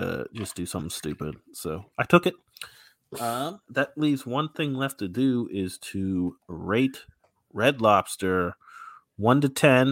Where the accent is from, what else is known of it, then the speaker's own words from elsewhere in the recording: Indiana, United States; Growing up in Indiana